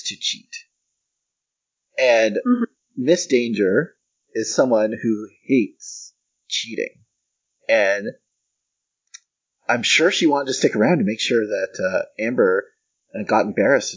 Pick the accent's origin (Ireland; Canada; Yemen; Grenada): Canada; as a Canadian